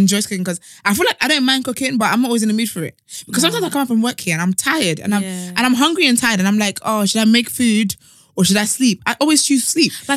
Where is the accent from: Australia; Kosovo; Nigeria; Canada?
Nigeria; I'm Nigerian.